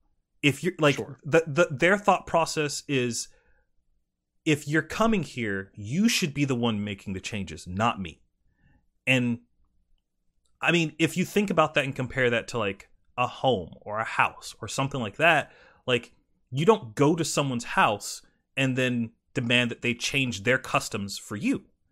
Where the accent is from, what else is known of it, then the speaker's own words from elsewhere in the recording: South Carolina, United States; Like, and this could be from growing up in South Carolina and, like, being exposed to that, like, heavily.